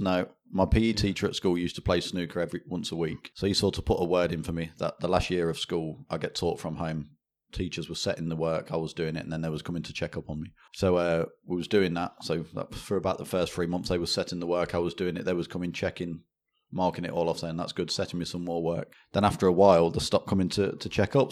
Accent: Leicester, East Midlands, United Kingdom; born and bred in Leicester

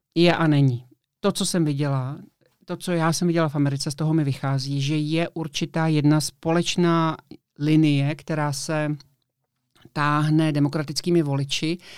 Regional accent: Prague, Czechia; já jsem z Prahy

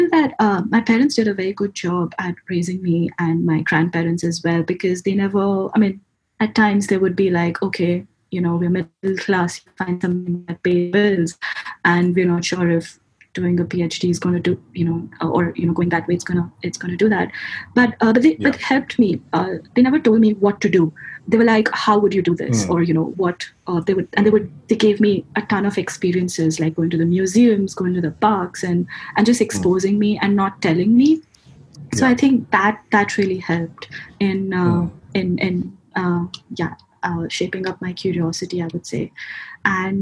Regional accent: India; moved away as an adult; also born or lived in Pune, India; a degree course, which was about 24 hours away from my hometown, in a different state, in a different, city called Pune in India

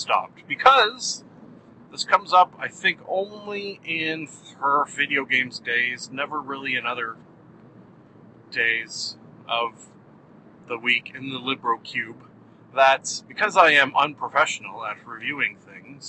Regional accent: Canada; I am Canadian

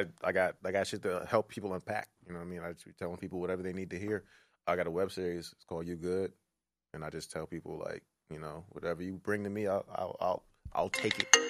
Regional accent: Maryland, United States; moved away; also born or lived in Brooklyn / Toronto; I'm from Maryland. I grew up in Maryland

